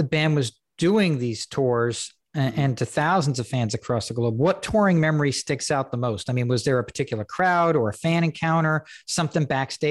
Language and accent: English; Woodstock, New York, United States; I'm from Woodstock. I went to Woodstock Elementary School.